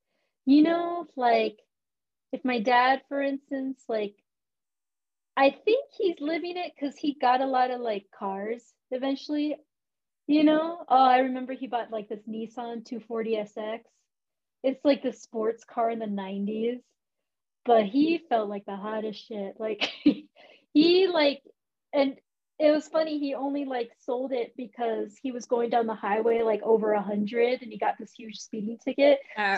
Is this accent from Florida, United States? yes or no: yes; Florida, United States; born there; So from Ohio, we moved to Florida, and then I was born in Florida.